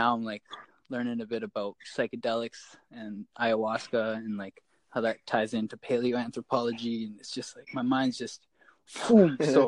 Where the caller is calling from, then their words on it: British Columbia, Canada; I'm here from Canada. I'm in British Columbia on Vancouver Island. Just in Couchin Valley here.